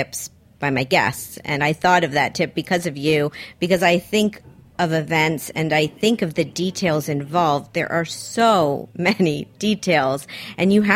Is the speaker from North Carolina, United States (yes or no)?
no; Miami, Florida, United States; now in New York, United States; growing up in Miami myself, my first jobs were working in restaurants